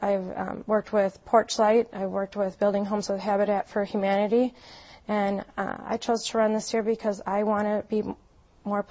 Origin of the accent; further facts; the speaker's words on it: Green Bay, Wisconsin, United States; moved away as an adult; now in Madison, United States; I grew up in Green Bay, Wisconsin, with my mother and father and my brother.